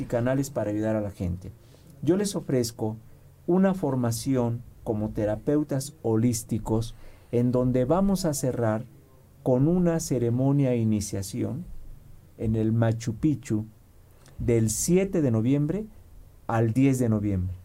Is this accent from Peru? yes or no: no; Mexico; soy mexicano